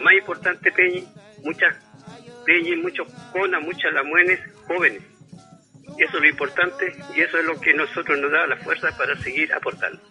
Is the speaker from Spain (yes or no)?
no; Osorno, Los Lagos, Chile; yo nací en Rahue